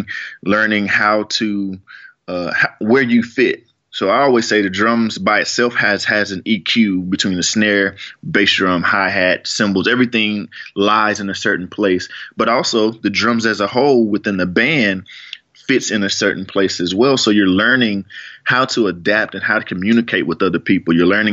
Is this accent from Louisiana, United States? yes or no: no; Fort Worth, Texas, United States; I'm from Fort Worth